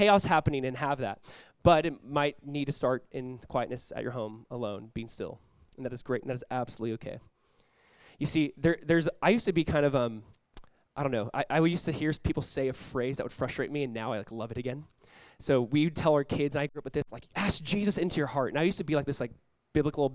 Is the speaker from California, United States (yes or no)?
yes; California, United States; now in South Florida, United States; I grew up in California